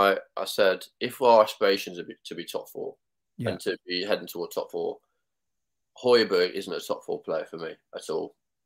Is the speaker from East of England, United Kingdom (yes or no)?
no; Nottingham, East Midlands, United Kingdom; I'm from Nottingham